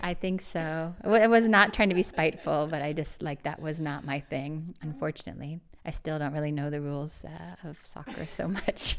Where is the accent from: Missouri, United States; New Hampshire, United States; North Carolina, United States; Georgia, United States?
Missouri, United States; St. Louis; moved away as an adult; also born or lived in Illinois; I grew up in Saint Louis, Missouri